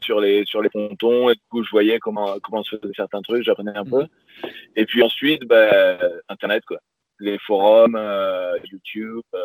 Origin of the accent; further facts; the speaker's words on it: Pyrenees, France; moved away as an adult; j'ai grandi dans le sud de la France, dans les Pyrénées